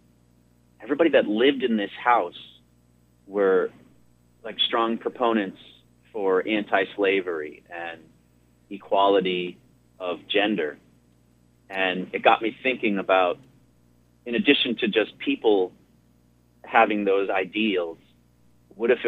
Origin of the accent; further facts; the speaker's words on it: Connecticut, United States; moved away; my home state of Connecticut